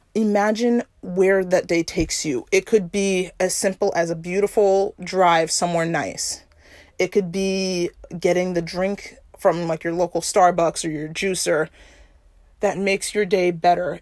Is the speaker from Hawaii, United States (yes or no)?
yes; Oahu, Hawaii, United States; I grew up on Oahu.